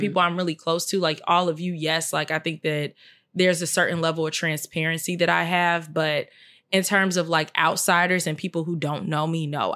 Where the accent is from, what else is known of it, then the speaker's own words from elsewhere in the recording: Chicago, Illinois, United States; I'm from Chicago